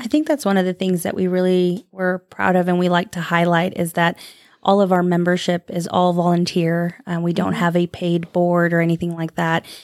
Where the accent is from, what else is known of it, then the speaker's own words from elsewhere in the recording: Phoenix, Arizona, United States; moved away as an adult; also born or lived in San Angelo, Texas; now in Lubbock, United States; I am originally from Phoenix, Arizona.